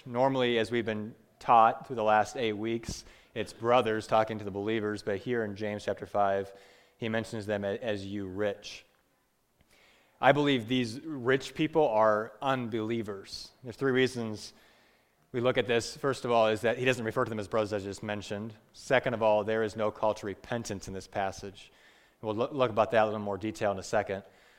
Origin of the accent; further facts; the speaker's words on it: Peru; I grew up in Peru for 10 years, and people are very poor